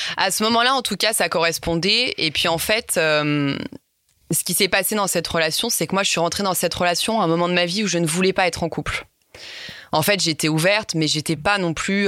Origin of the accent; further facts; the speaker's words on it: Lyon, Auvergne-Rhône-Alpes, France; j'ai 29 ans, je suis lyonnaise